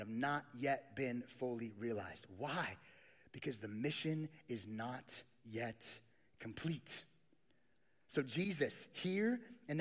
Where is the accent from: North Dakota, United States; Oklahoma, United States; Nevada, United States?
Nevada, United States; Las Vegas; I grew up in Las Vegas, and I did not grow up seeing many sheep